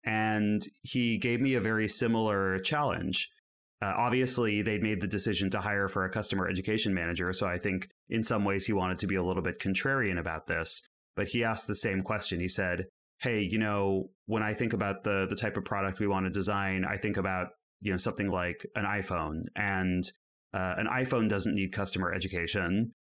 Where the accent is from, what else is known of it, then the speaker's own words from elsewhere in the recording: California, United States; now in Amsterdam, Netherlands; I'm currently living in Amsterdam, although as you can hear by my accent, I'm still a baby European. I'm out here recently from the Bay Area in the United States.